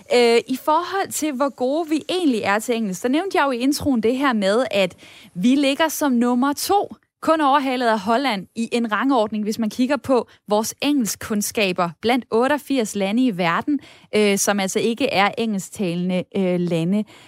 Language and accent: Danish; Denmark; vi danskere